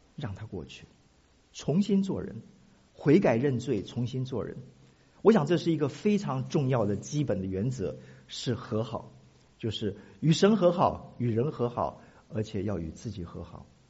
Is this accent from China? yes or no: no; Taiwan; moved away; 我从台湾来